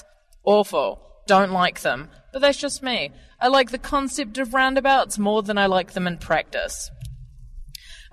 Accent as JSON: {"language": "English", "town": "Dunedin", "region": "Otago", "country": "New Zealand", "tie": "born or raised there", "said": "I am from Dunedin, born and bred."}